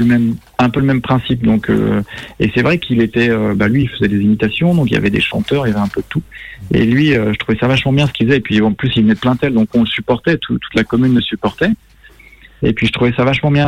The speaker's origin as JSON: {"language": "French", "town": "Plaintel", "region": "Brittany", "country": "France", "moved": "yes", "said": "je suis breton"}